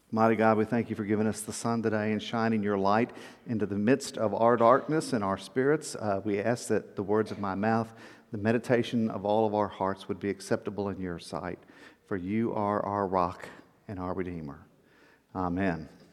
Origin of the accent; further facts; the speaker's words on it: South Texas, United States; moved away; also born or lived in Atlanta; I grew up in South Texas